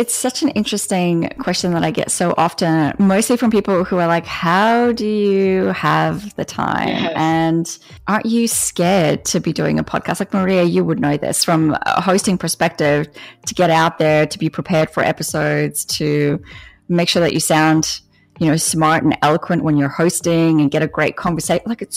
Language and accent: English; Australia; now in United States; We have this connection in Australia to our farmers